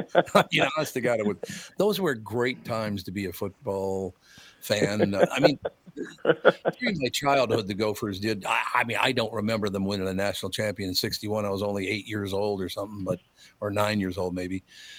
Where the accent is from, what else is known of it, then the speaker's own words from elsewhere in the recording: Minneapolis, Minnesota, United States; I'm from North Minneapolis. We didn't even have ice rinks over there